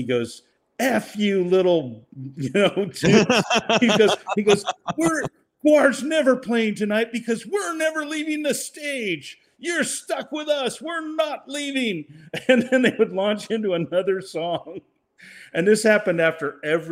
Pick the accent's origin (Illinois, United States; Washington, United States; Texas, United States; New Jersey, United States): Washington, United States; Seattle; now in Los Angeles, United States; I grew up in Seattle